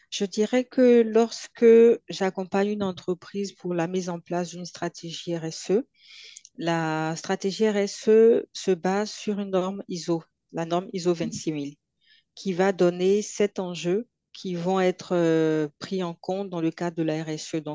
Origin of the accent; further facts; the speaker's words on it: Côte d’Ivoire; accent: Ivorian; quand j'arrive en Côte d'Ivoire, j'ai mon accent qui revient